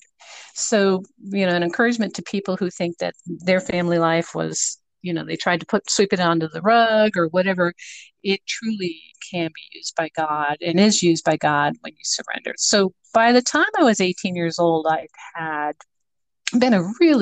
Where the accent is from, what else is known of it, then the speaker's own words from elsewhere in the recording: Boca Raton, Florida, United States; also born or lived in Connecticut; I'm originally from Connecticut, believe it or not, and my parents relocated, dragging three children with them, all under the age of 8, to Boca Raton. So I grew up in Boca Raton, Florida